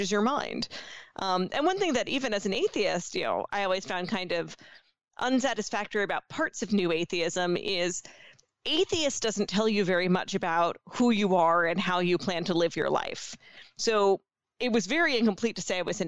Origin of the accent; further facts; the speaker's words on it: New York, United States; as a New Yorker